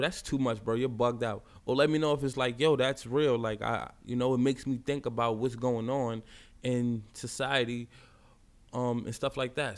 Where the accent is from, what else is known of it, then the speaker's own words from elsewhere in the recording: New York City, New York, United States; also born or lived in Bronx, New York; I grew up in Brownsville, you know, Brooklyn, projects.